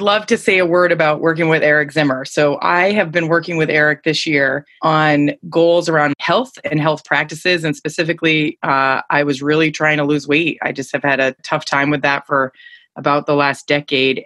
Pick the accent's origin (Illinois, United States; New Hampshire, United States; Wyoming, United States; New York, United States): New Hampshire, United States; I'm from New Hampshire